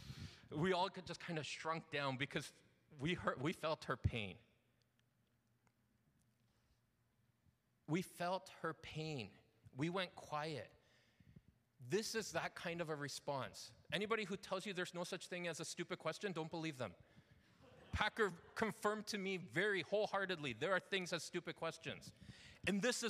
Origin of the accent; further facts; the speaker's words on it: London, Ontario, Canada; moved away as an adult; I grew up not in Toronto. I grew up in a little town called London.